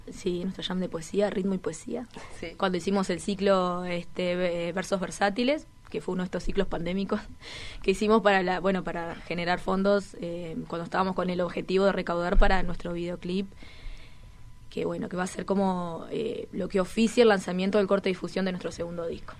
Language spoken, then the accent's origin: Spanish; Toledo, Canelones, Uruguay; Yo soy de Toledo, Canelones